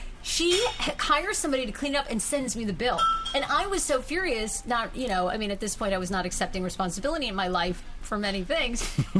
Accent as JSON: {"language": "English", "town": "Wiscasset", "region": "Maine", "country": "United States", "tie": "born or raised there", "said": "I grew up in Wiscasset, Maine."}